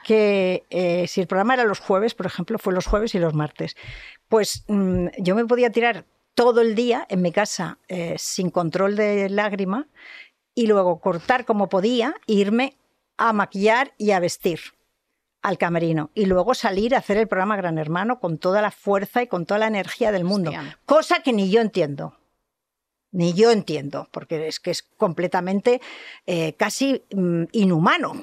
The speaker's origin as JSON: {"language": "Spanish", "region": "Catalonia", "country": "Spain", "said": "soy catalana"}